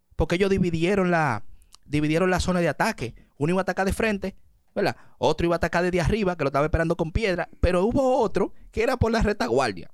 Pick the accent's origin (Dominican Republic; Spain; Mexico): Dominican Republic; logramos como dominicanos